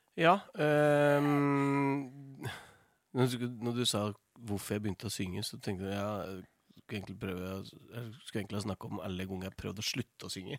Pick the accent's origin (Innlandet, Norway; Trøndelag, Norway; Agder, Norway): Innlandet, Norway; Toten; moved away; i fjor så flytta jeg ut fra Stabburet på Toten, der mor og far hadde, hadde gården der jeg vokste opp